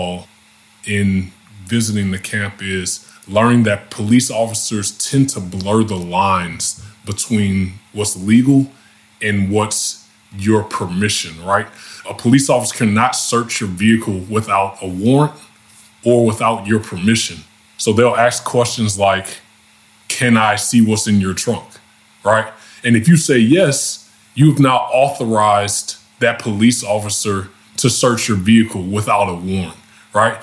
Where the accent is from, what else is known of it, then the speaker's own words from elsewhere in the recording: Louisiana, United States; my home state